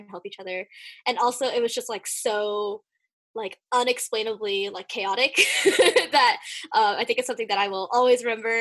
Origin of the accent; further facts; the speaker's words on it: South Bay, Bay Area, California, United States; I grew up in South Bay, like south part of the Bay Area